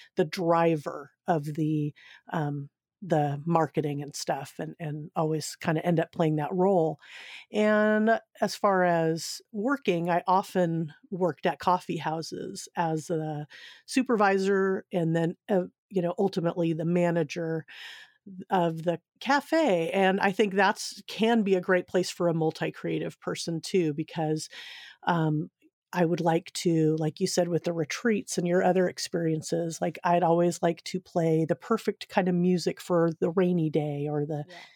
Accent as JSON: {"language": "English", "region": "Southern California", "country": "United States", "tie": "born or raised there", "also_born_or_lived": "Seal Beach, California / Grass Valley, California / Sacramento, California", "said": "I grew up in Southern California, um, in Seal Beach, which is uh, a nice little community, and then moved up to um, Grass Valley"}